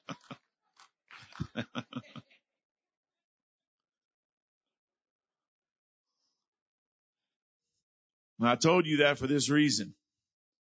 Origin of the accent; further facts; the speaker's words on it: South Louisiana, United States; accent: South Louisiana; my South Louisiana accent